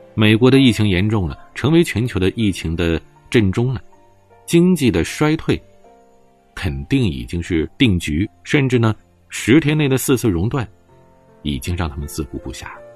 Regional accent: China; 毕竟咱们是中国人，毕竟我们生活在一个伟大的祖国里

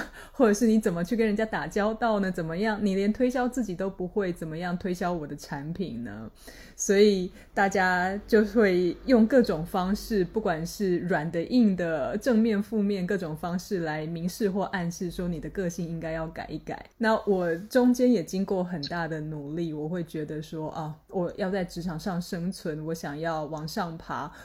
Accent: Taiwan; accent: Taiwanese; 听我的口音就知道我是台湾人

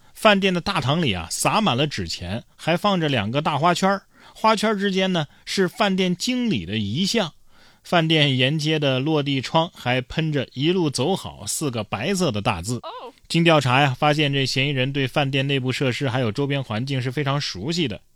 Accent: China; 我一个中国人

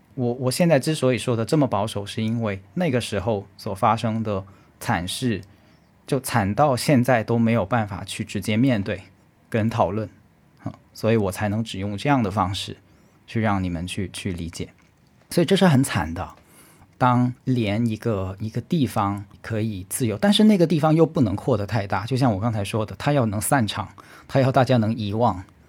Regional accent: China; 我是中国人

